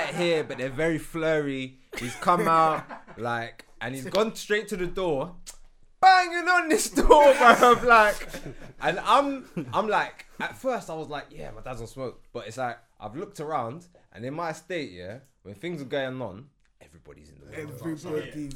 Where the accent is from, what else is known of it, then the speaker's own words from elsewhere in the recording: London, United Kingdom; also born or lived in Norfolk; when I was in Norfolk, I was only black youth in my school. So when I came into Grove